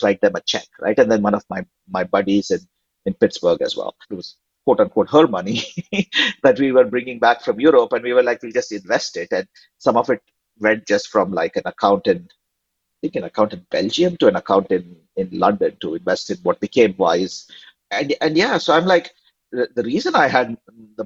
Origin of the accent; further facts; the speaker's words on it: India; now in United States; growing up in India in the 90s